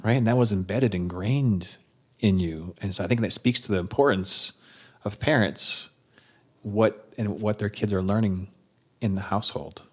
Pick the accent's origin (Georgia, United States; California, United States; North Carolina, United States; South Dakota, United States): South Dakota, United States; Sioux Falls; I'm originally from Sioux Falls